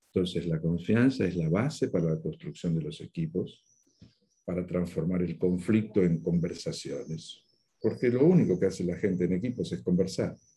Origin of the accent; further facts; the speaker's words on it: Buenos Aires, Argentina; moved away as an adult; now in Spain; por mi acento tú ya sabes que yo nací en el Río de la Plata, nací en la Argentina, en Buenos Aires